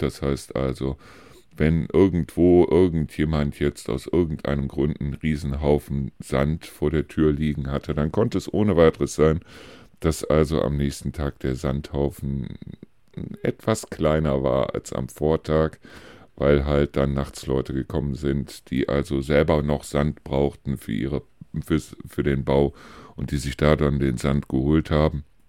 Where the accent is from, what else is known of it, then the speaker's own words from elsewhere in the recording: Neuss, North Rhine-Westphalia, Germany; moved away as an adult; now in Deisel, Germany; wo ich aufgewachsen bin, das ist ein Vorort von Neuss, im Süden von Neuss, Neuss-Reuschenberg